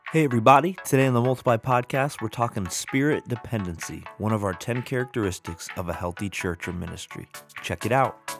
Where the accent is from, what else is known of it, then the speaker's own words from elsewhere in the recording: United States; I'm American